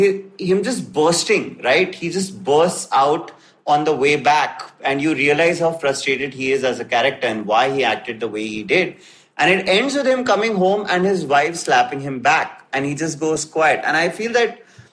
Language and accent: English; India; as an Indian